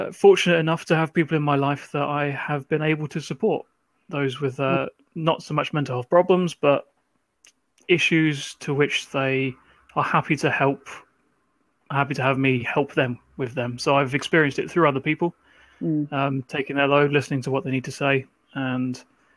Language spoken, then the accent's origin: English; Ipswich, East of England, United Kingdom; I come from Ipswich. Becky and I went to school together